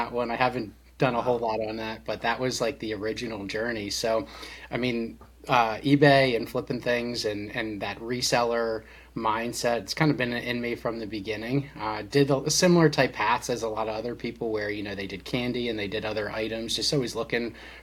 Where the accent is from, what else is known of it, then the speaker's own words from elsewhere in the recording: Lancaster County, Pennsylvania, United States; also born or lived in Florida; I grew up actually in Lancaster County, Pennsylvania